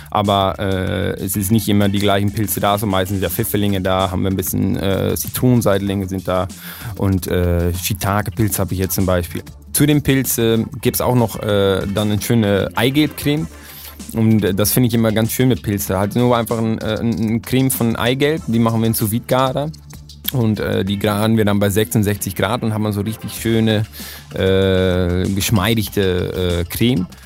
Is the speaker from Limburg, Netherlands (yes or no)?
no; Emmeloord, Flevoland, Netherlands; German is a second language; Und das ist in Emmeloord in den Niederlanden, ist in einer ganz äh, kleine Stadt